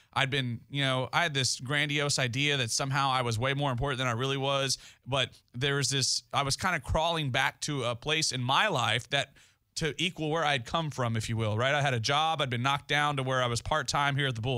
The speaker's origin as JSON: {"language": "English", "town": "Goliad", "region": "Texas", "country": "United States", "tie": "born or raised there", "said": "Goliad, my hometown"}